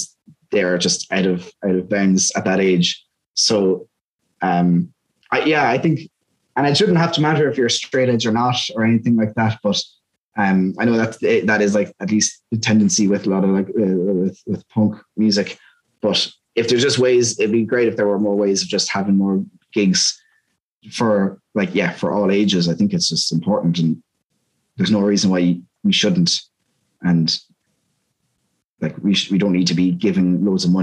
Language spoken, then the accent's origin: English; Dundalk, Leinster, Ireland; now in Limerick, Ireland; growing up in Dundalk